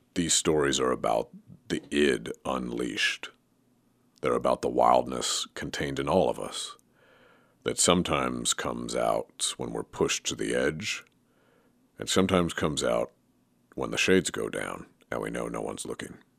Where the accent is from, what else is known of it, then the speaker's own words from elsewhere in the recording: Oregon, United States; growing up in Oregon